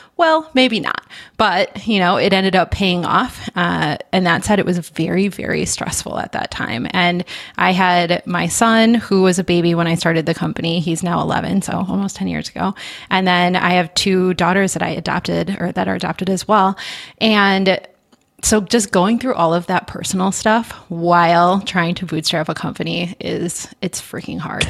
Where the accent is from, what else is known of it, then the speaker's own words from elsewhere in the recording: Midwest, United States; I am a Midwesterner through and through